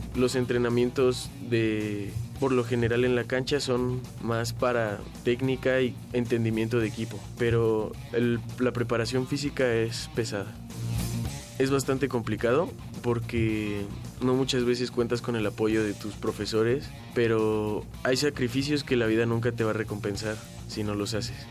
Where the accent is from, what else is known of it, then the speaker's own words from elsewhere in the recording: Mexico City, Mexico; Nací aquí en la Ciudad de México el 13 de enero de 1999.